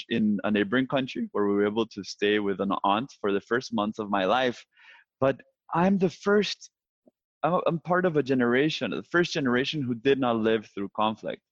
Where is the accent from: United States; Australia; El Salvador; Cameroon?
El Salvador; my home country, El Salvador